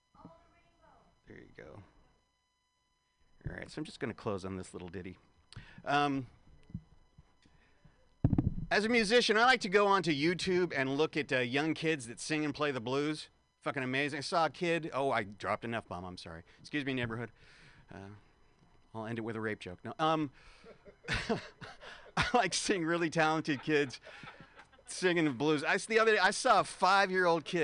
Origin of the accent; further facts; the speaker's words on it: San Francisco, California, United States; San Francisco, this is my hometown.